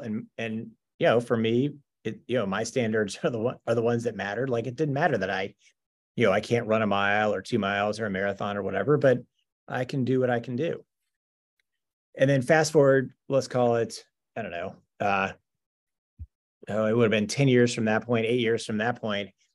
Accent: Owensboro, Kentucky, United States; I was born in Owensboro, Kentucky, which, especially at the time, not, not, not a huge city in Western Kentucky

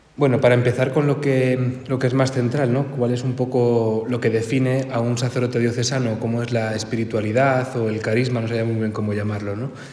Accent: Santander, Cantabria, Spain; moved away as an adult; now in Madrid, Spain; aunque yo soy de Santander y llevo aquí, pues no sé si ocho o nueve años

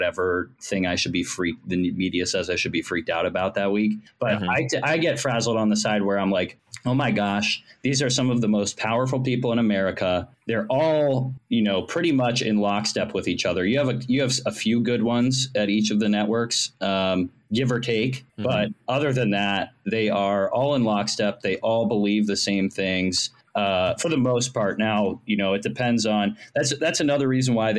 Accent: Ohio, United States; moved away as an adult; now in Washington, D.C., United States; I'm originally from Ohio. I just moved to D.C. 2 years ago. But I grew up in Ohio. I lived most of my life there

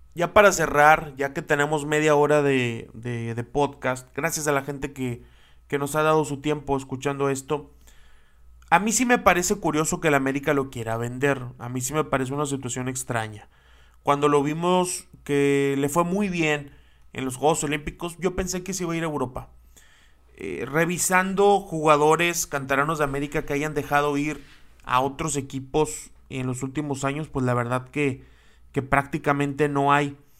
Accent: Mexico; como mexicanos

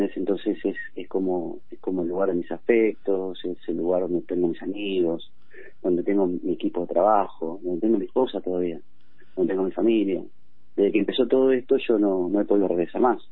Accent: Buenos Aires Province, Argentina; moved away as an adult; now in Miramar, Argentina; claramente yo soy de la Buenos Aires, de la zona oeste, y he migrado por toda la provincia justamente en mi actividad

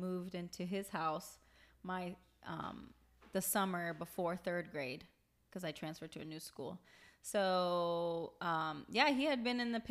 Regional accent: Palm Beach, Florida, United States; also born or lived in Queens, New York; I was born in New York, but I came down when I was like very little. So I'm a Florida girl.

